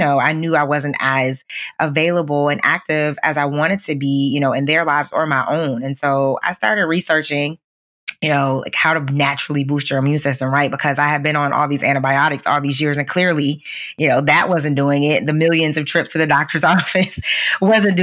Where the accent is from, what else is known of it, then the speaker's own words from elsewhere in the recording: Midwest, United States; I grew up in the Midwest